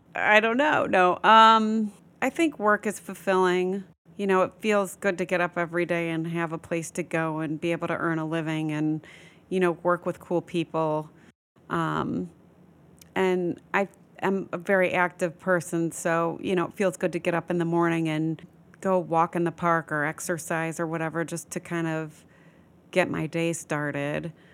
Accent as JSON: {"language": "English", "region": "Midwest", "country": "United States", "tie": "born or raised there", "also_born_or_lived": "Florida / Los Angeles", "moved": "as an adult", "lives_now": "New York, United States", "said": "I was born and raised in the Midwest"}